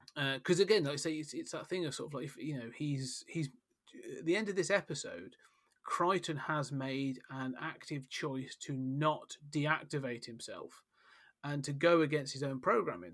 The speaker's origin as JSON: {"language": "English", "country": "United Kingdom", "said": "We are British after all."}